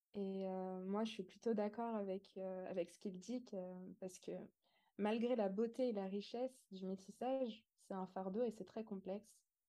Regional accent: Montbrison, Auvergne-Rhône-Alpes, France; j'ai grandi dans une petite ville rurale qui s'appelle Montbrison

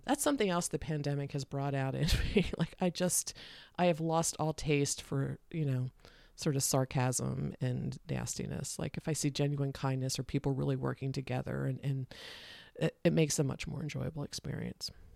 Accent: Delaware, United States; also born or lived in Philadelphia area, Pennsylvania; I grew up in Delaware

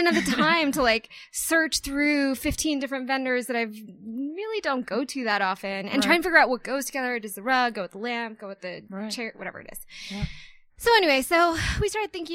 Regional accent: East Coast, United States; moved away as an adult; also born or lived in New York City; now in Denver, United States; I'm an East Coast born and raised

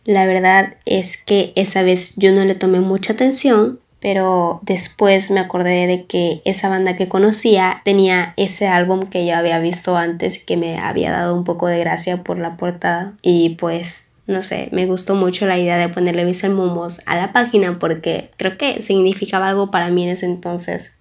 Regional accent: Tapachula, Chiapas, Mexico; soy de Tapachula, Chiapas, México

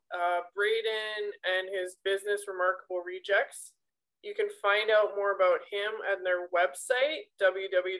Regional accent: Canada; we grew up very lucky and privileged children if we grew up in Canada

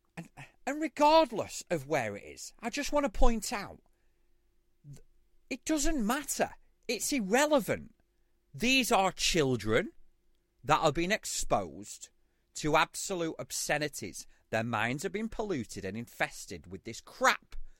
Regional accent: United Kingdom; I'm a Brit

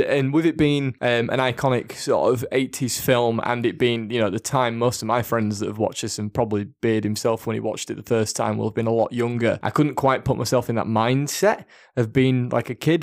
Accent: Yorkshire and the Humber, United Kingdom; we're two blokes from Yorkshire

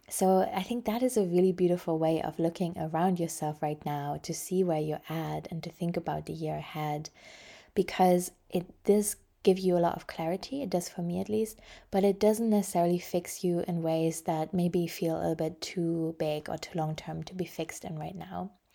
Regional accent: Germany; I grew up in Germany

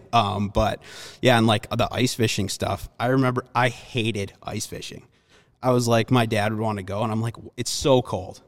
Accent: Minnesota, United States; also born or lived in Milwaukee, Wisconsin; I grew up around Milwaukee. Um, when I was, I mean, probably first, second grade, we moved to Minnesota

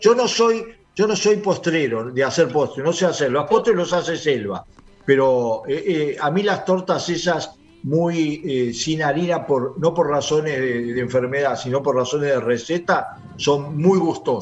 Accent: Uruguay; los uruguayos somos el primer consumidor mundial

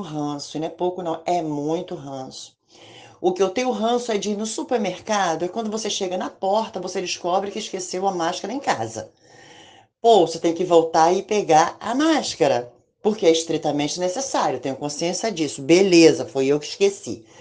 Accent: Rio de Janeiro, Brazil; sou do Rio de Janeiro

